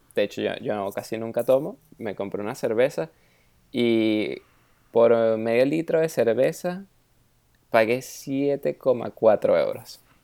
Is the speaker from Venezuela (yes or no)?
yes; Venezuela; now in Germany; soy de Venezuela